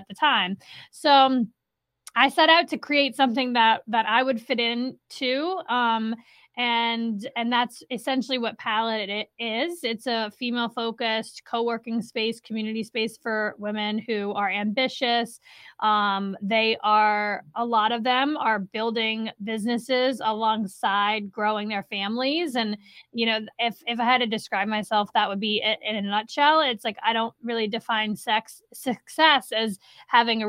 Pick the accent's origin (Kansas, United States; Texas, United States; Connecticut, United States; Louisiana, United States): Louisiana, United States; New Orleans; moved away as an adult; also born or lived in upstate New York; now in Saratoga Springs, United States; I am originally from the New Orleans area